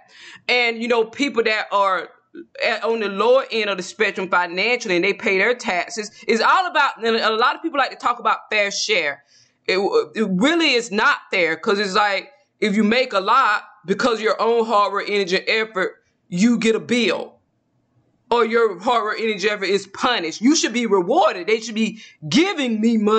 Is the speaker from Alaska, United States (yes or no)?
no; Georgia, United States; now in Texas, United States; I'm originally from Georgia